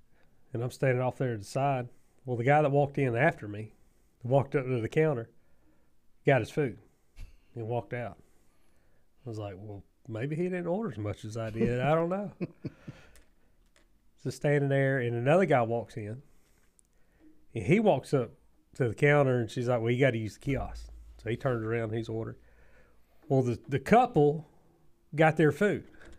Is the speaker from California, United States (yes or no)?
no; Southern Georgia, United States; as Southern Georgians